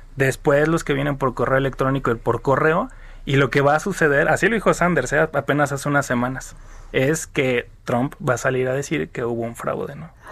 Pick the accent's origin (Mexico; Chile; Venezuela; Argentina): Mexico; nosotros como mexicanos